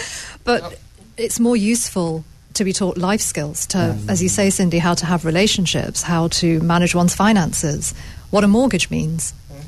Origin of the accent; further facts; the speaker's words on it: India; I'm an Indian.